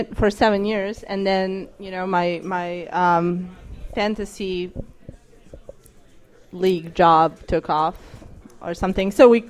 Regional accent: Serbia; moved away as an adult; now in Washington, D.C., United States; I hated America for about a month while America was bombing my hometown.

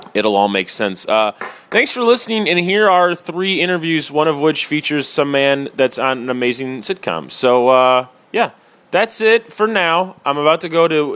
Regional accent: Chicago, Illinois, United States; I grew up near Midway as well.

